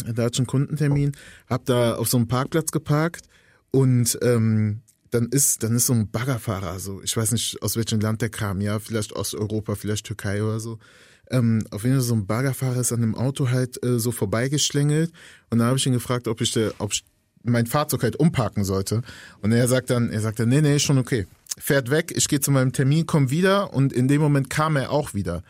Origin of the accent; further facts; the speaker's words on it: Germany; ich bin Deutscher